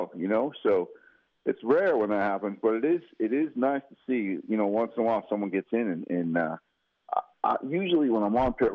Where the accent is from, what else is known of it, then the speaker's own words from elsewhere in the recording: outside of Boston, Massachusetts, United States; moved away; I grew up outside of Boston